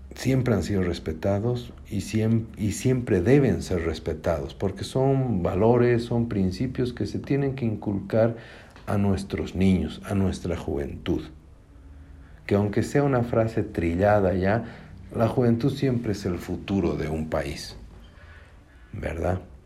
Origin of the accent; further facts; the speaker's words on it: Bolivia; mi tierra es Bolivia